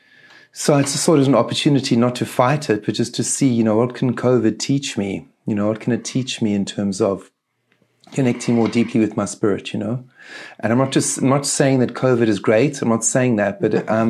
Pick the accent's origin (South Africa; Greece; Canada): South Africa; Eastern Cape; the Eastern Cape is the area where Nelson Mandela is from. So Mandela is from the area that I grew up in.